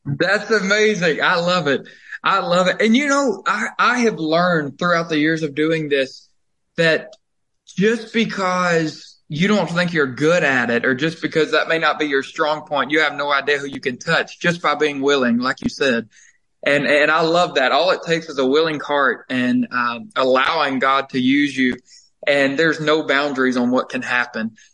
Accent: Covington, Georgia, United States; moved away as an adult; also born or lived in Nashville, Tennessee; I was born and raised there in Covington

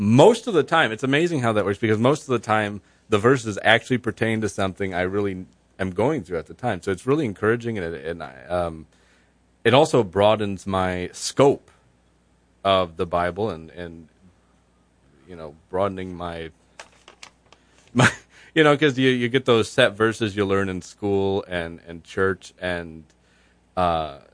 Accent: Byron Township, United States; I'm working with a group of citizens in my hometown of Byron Township

